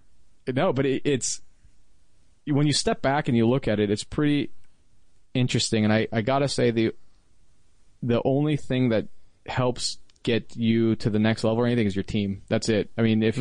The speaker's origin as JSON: {"language": "English", "region": "Washington", "country": "United States", "moved": "as an adult", "said": "I was from Washington"}